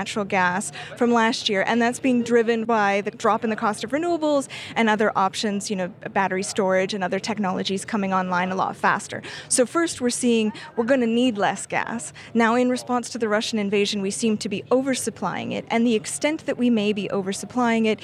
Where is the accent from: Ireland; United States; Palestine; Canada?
Canada; I'm Canadian.